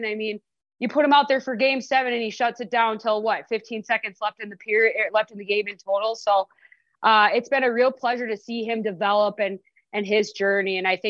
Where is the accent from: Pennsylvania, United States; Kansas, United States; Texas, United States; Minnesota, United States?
Minnesota, United States; now in Las Vegas, United States; I'm from Minnesota.